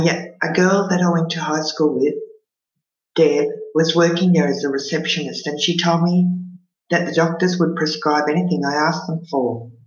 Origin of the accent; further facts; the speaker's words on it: Australia; I wasn't an immigrant, but I spoke French. I was born in Australia, but I was not an Aussie.